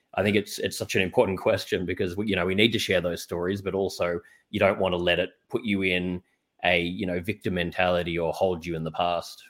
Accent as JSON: {"language": "English", "country": "Australia", "also_born_or_lived": "New York", "said": "I'm from Australia"}